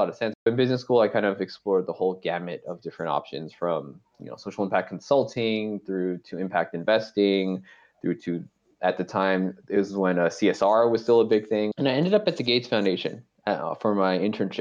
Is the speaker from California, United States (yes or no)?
yes; Bay Area, California, United States; I grew up in the Bay Area